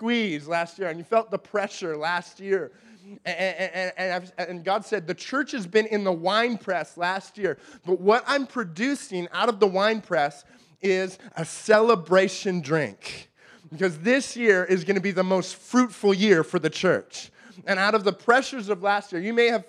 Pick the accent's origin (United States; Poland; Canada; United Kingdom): Canada; we're Canadian